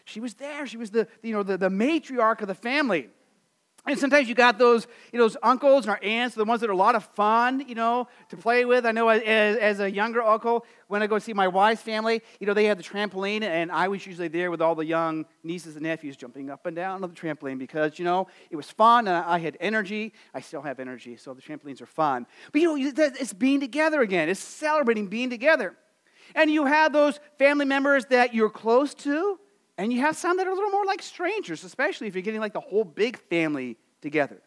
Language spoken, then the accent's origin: English; Phoenix, Arizona, United States; moved away; living in Arizona, growing up in Phoenix